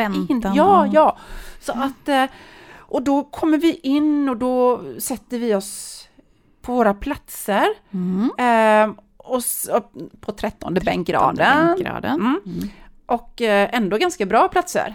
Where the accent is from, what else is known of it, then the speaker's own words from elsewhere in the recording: Sweden; jag kom från Sverige